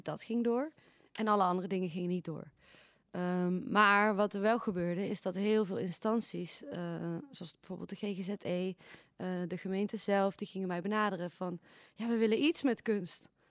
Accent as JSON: {"language": "Dutch", "town": "Eindhoven", "region": "North Brabant", "country": "Netherlands", "said": "als Eindhovenaar"}